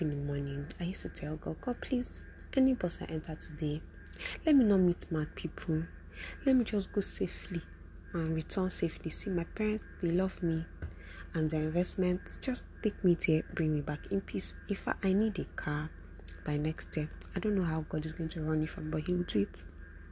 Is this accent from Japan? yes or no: no; Port Harcourt, Rivers State, Nigeria; Because I'm from River State and from Port-Harcourt